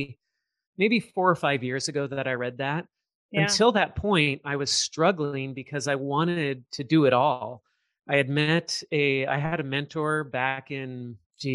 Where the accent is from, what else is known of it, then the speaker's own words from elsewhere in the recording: Southern California, United States; I grew up in Southern California.